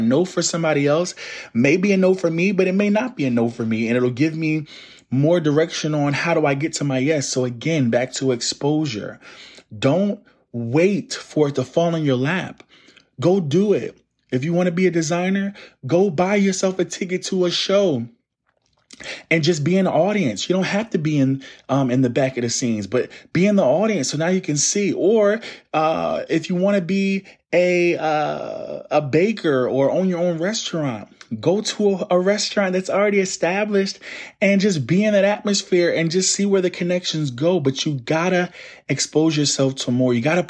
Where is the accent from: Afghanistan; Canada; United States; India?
United States; Plainfield, New Jersey; Like, I'm from the Northeast coast of the United States, a place called Plainfield, New Jersey.